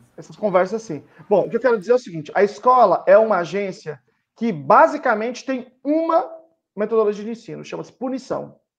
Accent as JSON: {"language": "Portuguese", "town": "Teófilo Otoni", "region": "Minas Gerais", "country": "Brazil", "tie": "born or raised there", "said": "Eu sou de um lugar muito conservador, sou de Teófilo Otoni, eh, divisa de Minas Gerais com Bahia"}